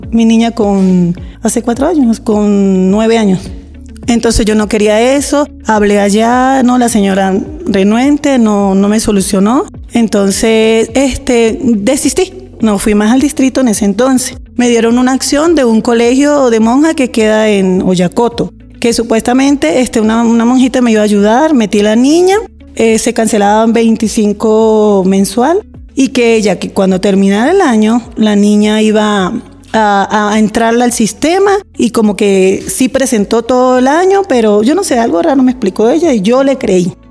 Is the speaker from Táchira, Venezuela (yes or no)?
yes; San Cristóbal, Táchira, Venezuela; moved away as an adult; vengo de San Cristóbal y llegué en el 2019.